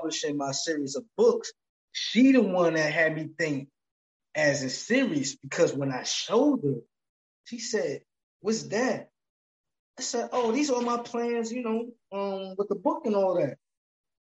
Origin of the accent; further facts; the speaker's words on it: New Jersey, United States; I'm from Jersey